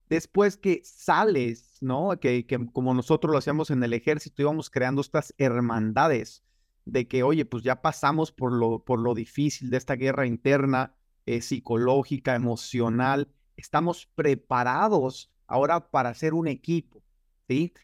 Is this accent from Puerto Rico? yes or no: no; Michoacán, Mexico; now in United States; yo soy de un pueblo muy pequeño en Michoacán, se llama, eh, bueno, Chaparaca